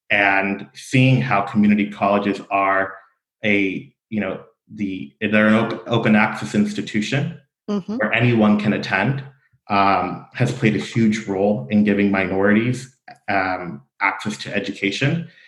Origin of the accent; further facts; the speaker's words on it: Fullerton, California, United States; I grew up in Fullerton. I am from the North Orange County area, attended Fullerton Public Schools, and am a product of Fullerton College.